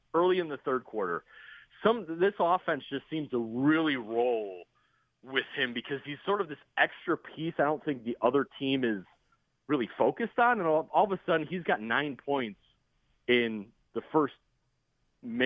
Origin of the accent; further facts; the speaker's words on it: Chicago, Illinois, United States; I grew up in Chicago